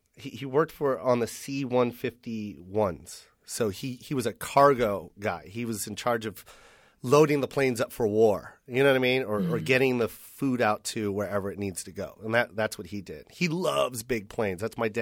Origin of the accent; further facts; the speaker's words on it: Misawa, Aomori, Japan; born there; also born or lived in Chicago / Philippines / Washington / Las Vegas; I grew up I'm a military brat, so it's everywhere. I was born in Misawa, Japan, and then we made our way to Chicago, Illinois. And then from Illinois, we went to the Philippines.